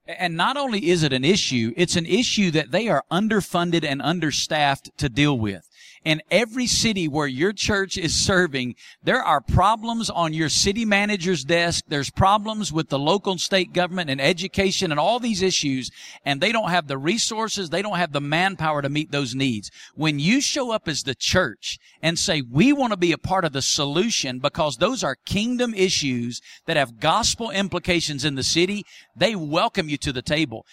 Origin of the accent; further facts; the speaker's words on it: Muscle Shoals, Alabama, United States; now in Las Vegas, United States; my hometown of Muscle Shoals, Alabama, where I grew up